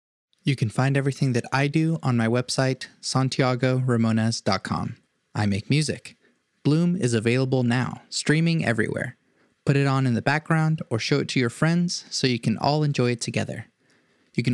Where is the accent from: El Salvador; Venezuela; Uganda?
Venezuela; born there; I was born